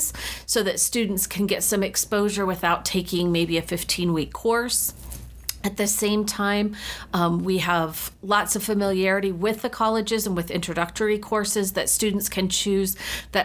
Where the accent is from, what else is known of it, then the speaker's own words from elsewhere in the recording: United States; moved away as an adult; also born or lived in Rexburg, Idaho; now in Utah, United States; So I grew up just outside of Washington, D.C., and came to school right after high school